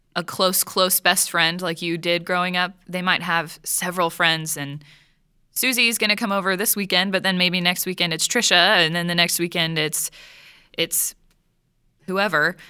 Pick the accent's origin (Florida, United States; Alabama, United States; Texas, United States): Texas, United States; I'm from Texas